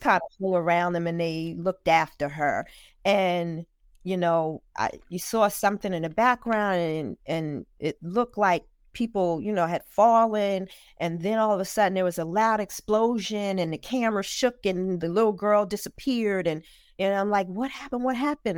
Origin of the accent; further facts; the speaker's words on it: New Jersey, United States; also born or lived in Newark, New Jersey; I'm born and raised, proud native of New Jersey.